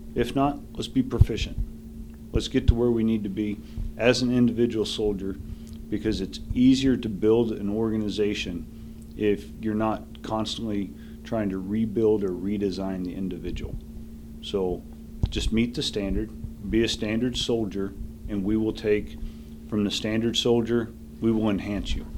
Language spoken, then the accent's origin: English; southern Missouri, United States; moved away; My hometown's like barely one of those little map dots.